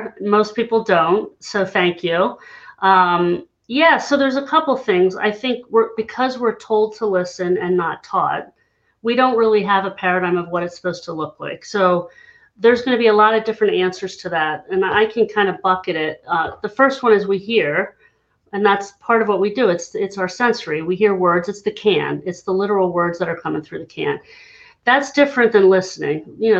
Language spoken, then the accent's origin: English; Hershey, Pennsylvania, United States; I'm from Hershey, Pennsylvania, for anybody who knows, Chocolate Town, USA. I smelled more manure than chocolate growing up because I lived just 10 minutes outside the town, very rural.